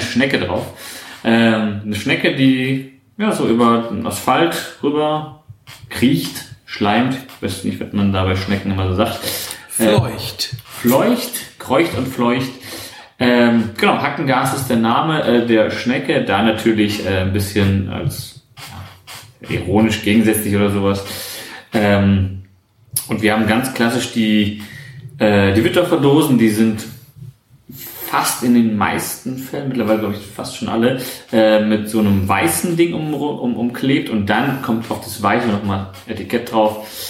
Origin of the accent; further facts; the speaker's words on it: Hamburg, Germany; als Hamburger